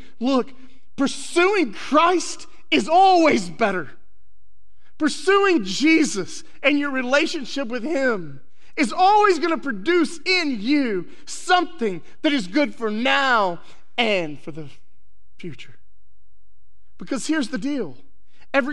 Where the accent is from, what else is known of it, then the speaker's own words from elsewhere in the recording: West Texas, United States; I grew up in West Texas